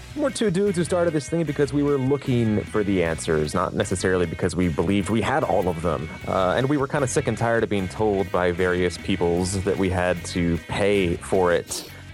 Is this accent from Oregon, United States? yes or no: no; Philadelphia, Pennsylvania, United States; I grew up in Philly.